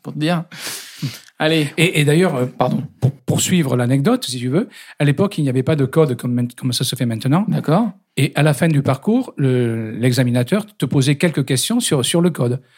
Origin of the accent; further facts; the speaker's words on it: Digne-les-Bains, Provence-Alpes-Côte d'Azur, France; accent: du Sud; now in Paris, France; je viens de Digne-les-Bains, dans les Alpes d'Haute-Provence